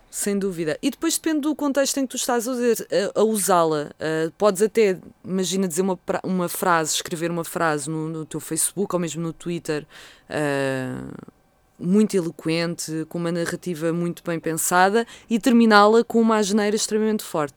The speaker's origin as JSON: {"language": "Portuguese", "town": "Vila Franca de Xira", "region": "Lisbon", "country": "Portugal", "tie": "born or raised there", "said": "foi a Vila Franca de Xira, foi onde eu passei, onde eu nasci bem, e passei a minha adolescência"}